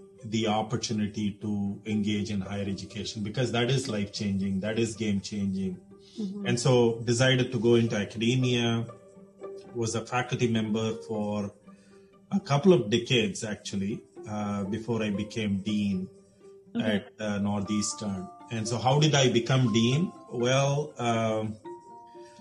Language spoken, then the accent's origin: English; India; moved away as an adult; also born or lived in Houston, United States; now in United States; I grew up in India and did my mechanical engineering as my undergraduate discipline